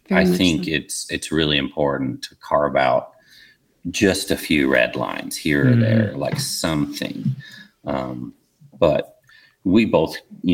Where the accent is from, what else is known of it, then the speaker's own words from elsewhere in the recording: Oklahoma, United States; moved away; also born or lived in Minnesota; I grew up in Oklahoma in a very small town